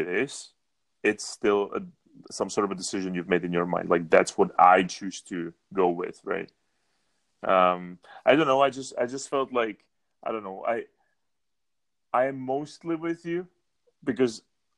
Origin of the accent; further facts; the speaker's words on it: Czechia; I'm from Czech Republic. We are the most atheist country in Europe